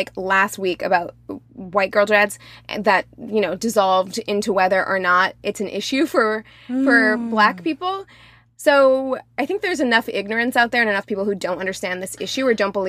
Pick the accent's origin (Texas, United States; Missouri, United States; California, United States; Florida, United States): Missouri, United States; Springfield; as a black appearing person from Springfield, Missouri, who has worked in a hair salon in Springfield, Missouri